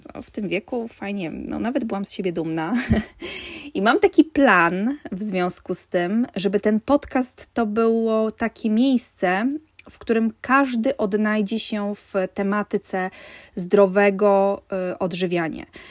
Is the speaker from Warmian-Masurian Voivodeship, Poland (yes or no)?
yes; Warmian-Masurian Voivodeship, Poland; ja pochodzę z Warmii, jestem rodowitą Warmianką.